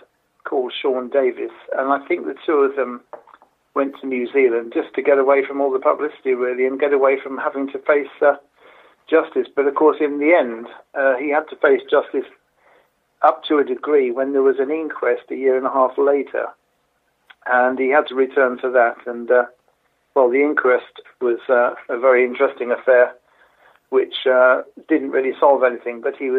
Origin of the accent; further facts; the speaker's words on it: Harlow, East of England, United Kingdom; lived in my hometown of Harlow in England.